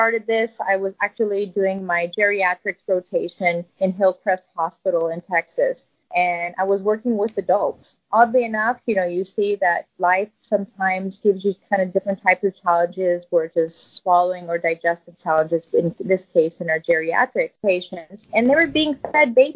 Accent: Zakynthos, Ionian Islands, Greece; now in United States; I come from a family, you know, we were living in Greece on a small island called Zante. There, my parents were farmers

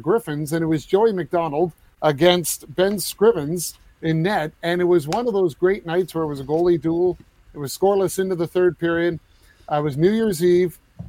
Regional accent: Newmarket, Ontario, Canada; came into Newmarket when he was in the AHL in my hometown.

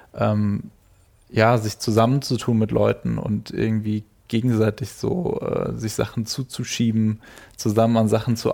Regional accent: Germany; aus der Nähe von Frankfurt, mhm. ähm, also zwischen Würzburg, Frankfurt aus einem relativ kleinen Ort

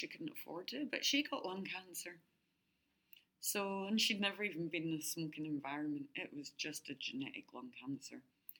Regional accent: Adelaide, South Australia, Australia; born there; now in Brisbane, Australia; I was only supposed to come for 2 years, but because I was born here in Adelaide, I have an Australian passport.

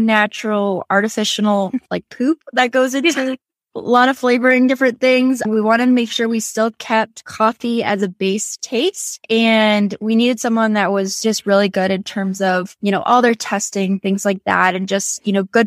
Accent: Southern New Hampshire, United States; moved away as an adult; also born or lived in Massachusetts / New York City; So I grew up in Southern New Hampshire, about 45, 50 miles north of Boston, Massachusetts. So small town

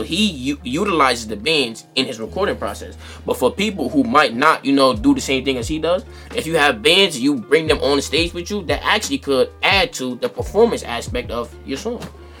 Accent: East Coast, United States; being that we're from the East Coast

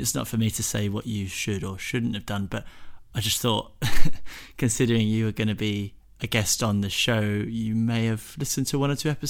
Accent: England, United Kingdom; also born or lived in Hong Kong / Indonesia / Spain; We grew up abroad. We grew up in Hong Kong and Indonesia and Spain over the span of about 10 years. And then we moved back to England sort of separately.

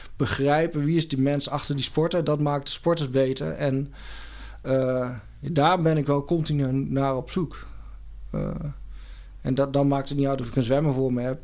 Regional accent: Doetinchem, Gelderland, Netherlands; moved away as an adult; now in Eindhoven, Netherlands; ik kom oorspronkelijk uit de Achterhoek, uit Doetinchem. Ah. heb 18, 19, nee, 19 jaar gewoond.

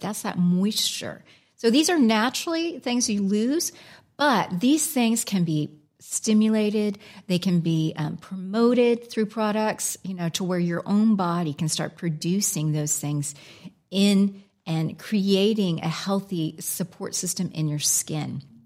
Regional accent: United States; accent: American; moved away as an adult; also born or lived in Alaska; now in England, United Kingdom; my American accent

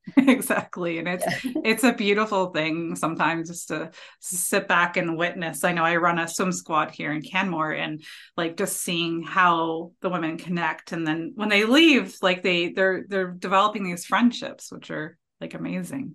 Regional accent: Ontario, Canada; I'm from Ontario too

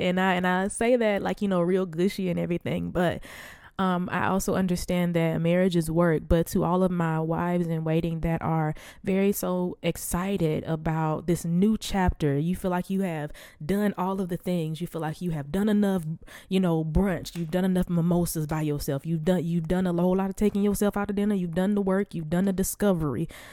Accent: the Bible Belt, United States; I was born and raised in the Bible Belt.

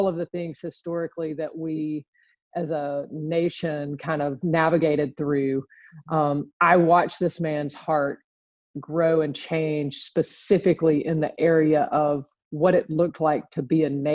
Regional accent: Birmingham, Alabama, United States; I was born and raised in Birmingham, Alabama, a little suburb just west of the city

